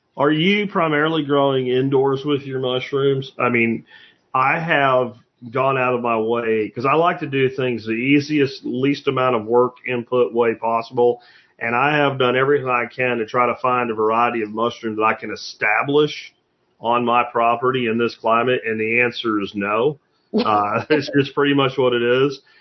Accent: Pennsylvania, United States; now in Fort Worth, United States; I grew up in Pennsylvania

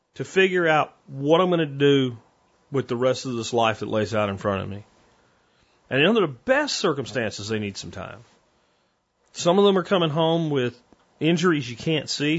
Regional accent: Pennsylvania, United States; moved away as an adult; now in Texas, United States; I grew up in Pennsylvania and I moved to Texas back in 1993

